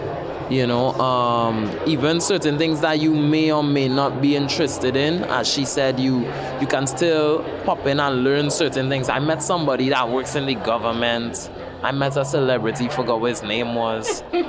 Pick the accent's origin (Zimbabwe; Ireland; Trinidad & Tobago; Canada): Trinidad & Tobago; accent: Trinidadian; someone will look at me, hear my accent, and be like, I know you, you're from Trinidad and Tobago.